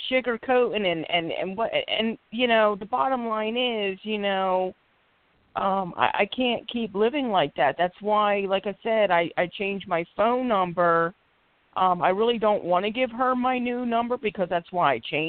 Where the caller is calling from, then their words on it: Philadelphia, Pennsylvania, United States; I'm calling from Philadelphia, PA.